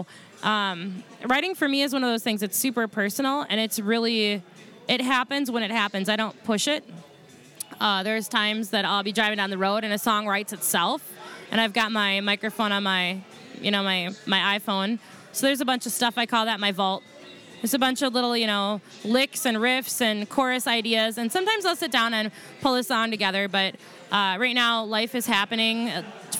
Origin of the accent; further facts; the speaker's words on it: Maple Lake, Minnesota, United States; Here, Minnesota. I was born and raised out in Maple Lake, which is a little tiny town, like 60-ish miles west of the city